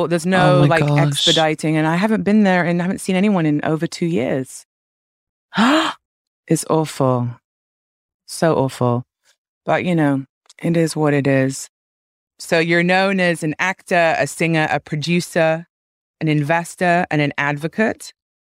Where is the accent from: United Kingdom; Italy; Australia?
United Kingdom; London; My hometown.